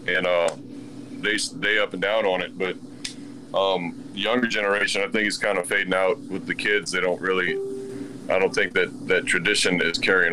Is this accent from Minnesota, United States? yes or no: no; Houma, Louisiana, United States; So I'm from Houma, Louisiana, which is way south of New Orleans and in the swampland.